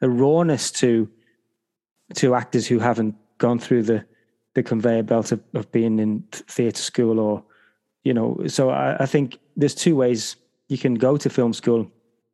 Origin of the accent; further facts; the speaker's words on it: Liverpool, North West England, United Kingdom; I grew up in a town in Liverpool in the UK called Highton